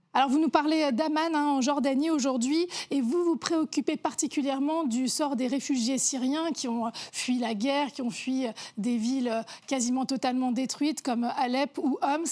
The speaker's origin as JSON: {"language": "French", "country": "France", "said": "nous sommes français"}